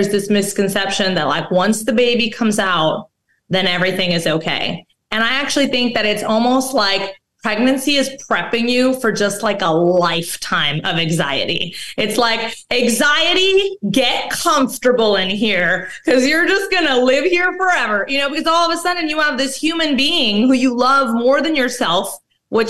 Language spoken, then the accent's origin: English; Mexico; I'm actually from Mexico